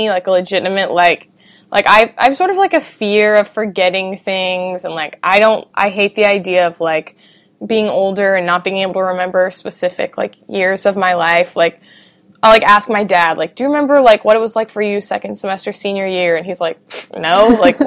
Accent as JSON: {"language": "English", "country": "United States", "tie": "born or raised there", "said": "I grew up in America"}